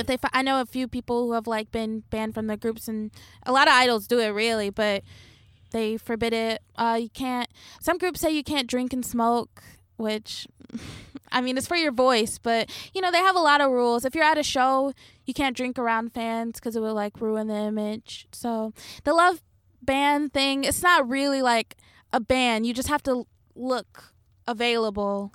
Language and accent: English; Detroit, Michigan, United States; moved away as an adult; now in Japan; growing up in Detroit, where it's, like, all black, moving to, like, the suburbs